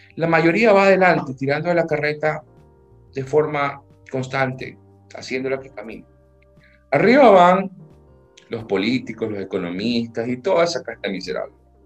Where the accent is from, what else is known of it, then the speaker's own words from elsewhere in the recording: Ecuador; haya nacido en este país